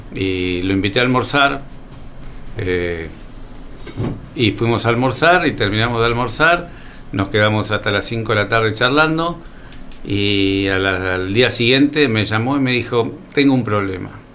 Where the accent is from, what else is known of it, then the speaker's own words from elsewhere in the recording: Coronel Suárez, Buenos Aires Province, Argentina; also born or lived in Rosario; soy un, suarense, nací en Rosario